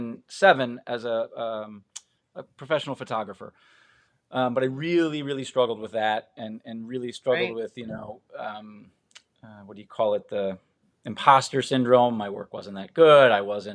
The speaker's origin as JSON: {"language": "English", "region": "Midwest", "country": "United States", "said": "I'm from the Midwest originally, moved around a ton as a kid. I think 11 times before I was 15."}